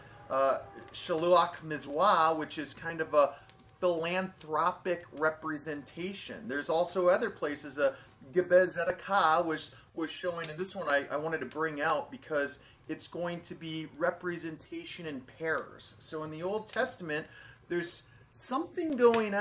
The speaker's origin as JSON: {"language": "English", "country": "United States", "said": "I'm American, I'm a citizen and everything else"}